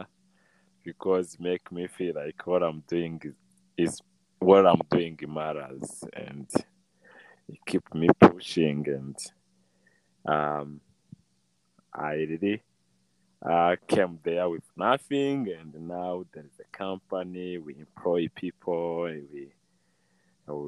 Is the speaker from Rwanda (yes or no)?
yes; Rwanda; moved away as an adult; also born or lived in United States; I grew up here in Rwanda.